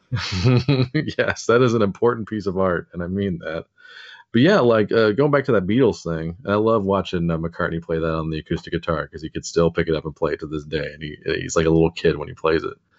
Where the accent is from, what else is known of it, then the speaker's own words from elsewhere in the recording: United States; being an American